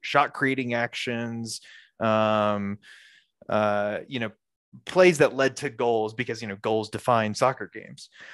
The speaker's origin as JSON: {"language": "English", "region": "Alabama", "country": "United States", "tie": "born or raised there", "moved": "as an adult", "lives_now": "Colorado, United States", "said": "I grew up in Alabama"}